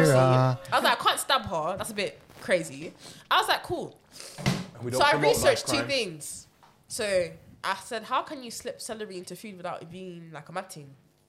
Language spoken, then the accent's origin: English; Nigeria; I'm Nigerian. You can't have me growing up in Hollywood and keep testing me like that.